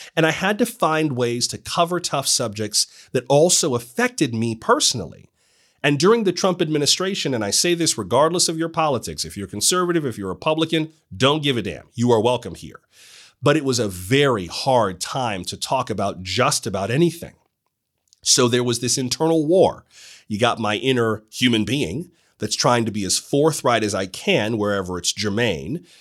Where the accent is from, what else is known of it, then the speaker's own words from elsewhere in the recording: South Florida, United States; I am from South Florida